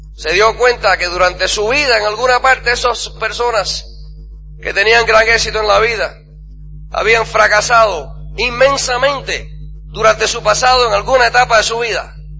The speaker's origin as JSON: {"language": "Spanish", "region": "New York", "country": "United States", "tie": "born or raised there", "moved": "yes", "said": "cuando era niño, en Nueva York, de vez en cuando en el colegio"}